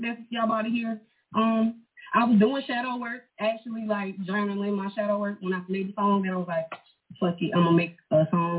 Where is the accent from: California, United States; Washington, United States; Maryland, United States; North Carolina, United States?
North Carolina, United States; I am from North Carolina. The country part, though. Usually when I say that, people be like, Charlotte? No, it's the country.